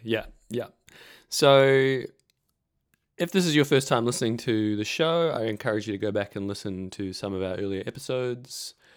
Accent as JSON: {"language": "English", "country": "New Zealand", "moved": "as an adult", "lives_now": "Victoria, Australia", "said": "I'm a Kiwi. I was in New Zealand at this time"}